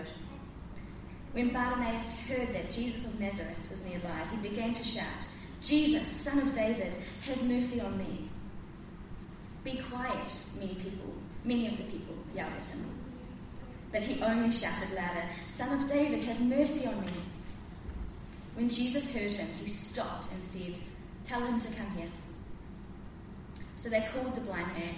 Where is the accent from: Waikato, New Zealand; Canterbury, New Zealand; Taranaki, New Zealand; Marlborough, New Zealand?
Canterbury, New Zealand; Christchurch; also born or lived in Auckland; I grew up in Christchurch, having the privilege of being brought up in the church.